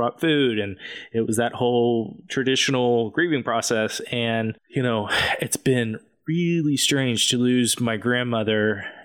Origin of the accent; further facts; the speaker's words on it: Amarillo, Texas, United States; now in Tulsa, United States; I grew up in Amarillo, Texas